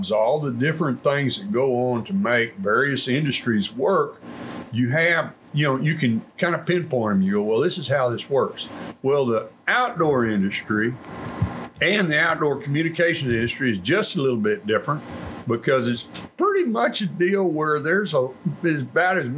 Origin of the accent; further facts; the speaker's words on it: Colorado County, Texas, United States; I am from Colorado County, grew up in the northern part